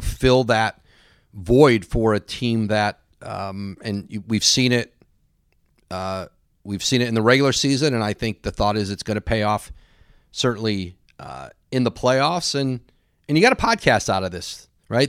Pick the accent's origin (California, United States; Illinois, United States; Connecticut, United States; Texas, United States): Connecticut, United States; Bristol; I grew up in New England